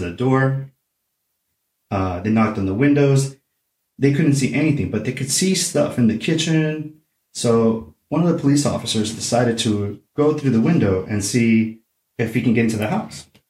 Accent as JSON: {"language": "English", "town": "Oceanside", "region": "California", "country": "United States", "tie": "born or raised there", "said": "my hometown, Oceanside, California"}